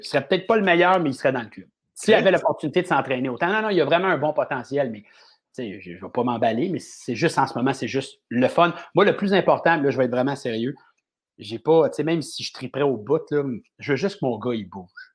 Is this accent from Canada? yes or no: yes; Montreal, Quebec, Canada; mes parents sont à la même maison où j'ai grandi toute ma vie, je suis vraiment un Montréalais